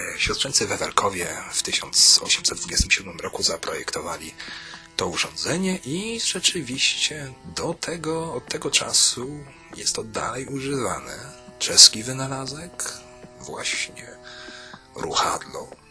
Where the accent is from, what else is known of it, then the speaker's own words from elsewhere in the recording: Poland; moved away as an adult; now in Czech Republic; Nie mają mnie już za Polaka przy rozmowie